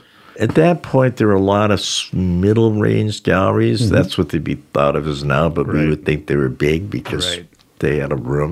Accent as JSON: {"language": "English", "town": "Boston", "region": "Massachusetts", "country": "United States", "tie": "born or raised there", "moved": "as an adult", "lives_now": "New York, United States", "said": "I grew up in Boston, went to Bard College, moved back to Boston."}